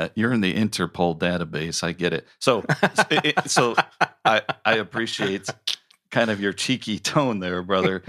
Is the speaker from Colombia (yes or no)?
yes; Colombia; now in Chicago, United States; Bogota from my home country